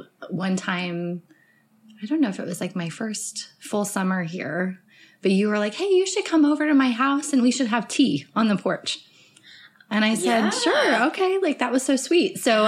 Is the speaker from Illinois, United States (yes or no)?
no; Colorado, United States; also born or lived in Denver, Colorado; I grew up in Colorado, and we lived in Denver proper until I was just about to go into the fourth grade, and then we moved south of the city